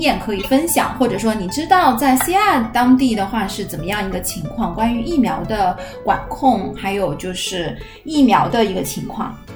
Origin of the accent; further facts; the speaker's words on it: China; 我们都是中国人